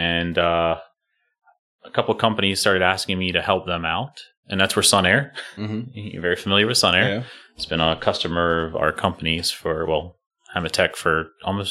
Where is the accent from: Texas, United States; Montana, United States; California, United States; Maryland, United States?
Maryland, United States; Harford County; I grew up in Maryland. I've been here my whole life. Went to Edgewood High School, so I grew up in Harford County